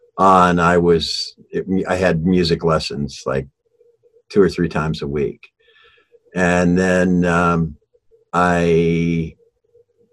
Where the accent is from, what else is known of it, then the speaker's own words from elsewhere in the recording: Shaker Heights, Ohio, United States; moved away as an adult; now in Los Angeles, United States; I grew up in Shaker Heights, Ohio. It's a small town outside of Cleveland